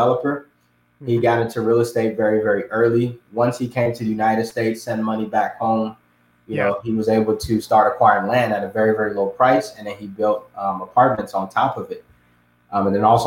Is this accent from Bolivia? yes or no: no; Ghana; moved away; I was born and raised in Ghana, which is on the west side of Africa.